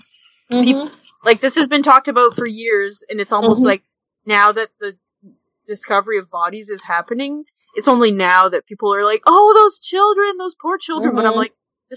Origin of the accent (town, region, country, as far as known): Canada; born or raised there